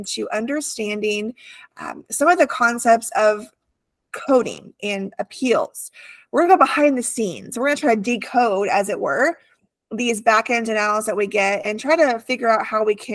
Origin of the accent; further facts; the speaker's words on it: California, United States; moved away; I grew up in California, different kind of heat. I had the beach near me